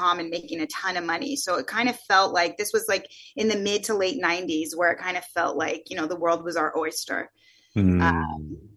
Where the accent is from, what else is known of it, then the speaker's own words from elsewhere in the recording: the Bay Area, Silicon Valley, California, United States; moved away as an adult; also born or lived in New York; I grew up in the Bay Area during the dot-com boom. Silicon Valley, the heart of Silicon Valley